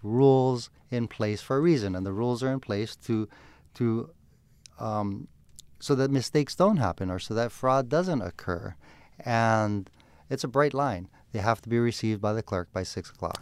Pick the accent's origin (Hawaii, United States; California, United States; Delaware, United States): Hawaii, United States; Honolulu; I'm born and raised in Honolulu. I've lived here my entire life.